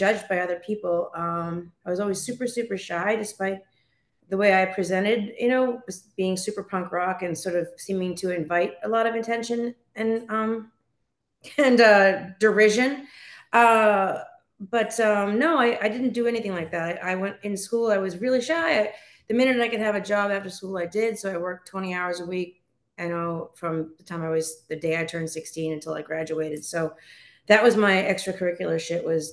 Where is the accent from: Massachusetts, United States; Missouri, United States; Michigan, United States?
Massachusetts, United States; Boston; moved away as an adult; now in California, United States; I'm from Roslindale. So Roslindale is part of the city of Boston proper. I went to Boston public schools